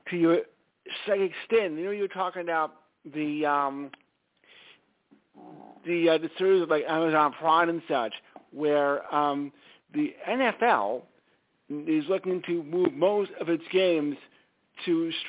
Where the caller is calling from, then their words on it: Stamford, Connecticut, United States; Stamford, Connecticut.